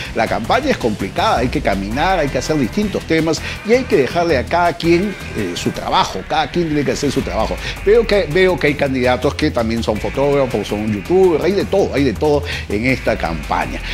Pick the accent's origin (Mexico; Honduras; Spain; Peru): Peru; somos los peruanos